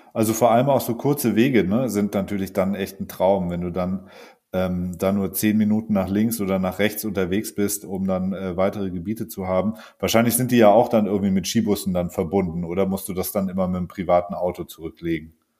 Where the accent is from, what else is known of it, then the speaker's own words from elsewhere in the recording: Allgäu, Bavaria, Germany; in meiner Heimat da im Allgäu